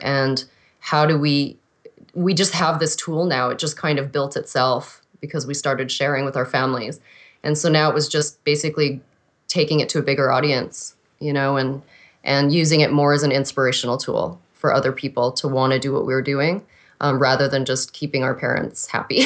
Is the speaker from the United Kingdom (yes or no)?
no; Regina, Saskatchewan, Canada; I was originally born in Regina, Saskatchewan